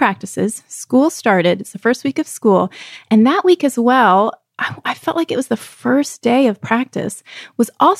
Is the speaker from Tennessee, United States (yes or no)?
no; Texas, United States; I was growing up in Texas, we swam year round in an outdoor pool